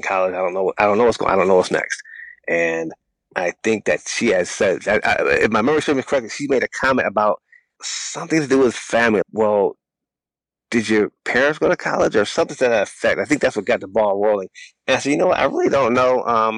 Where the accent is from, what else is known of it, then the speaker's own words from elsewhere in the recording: United States; I saw nothing positive about being African American.